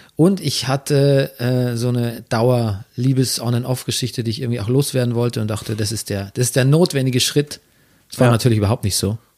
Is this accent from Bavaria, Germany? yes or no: yes; Bavaria, Germany; accent: Bavarian; moved away as an adult; also born or lived in Regensburg / Munich; now in Berlin, Germany; In München habe ich noch äh, wirklich versucht, auch meinen bayerischen Akzent ein bisschen zu unterdrücken